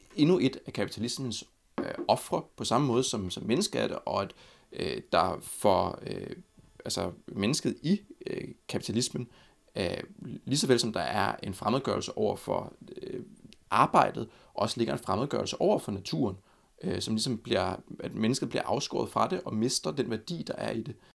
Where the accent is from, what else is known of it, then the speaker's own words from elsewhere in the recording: Copenhagen, Capital Region of Denmark, Denmark; Jeg er fra Amager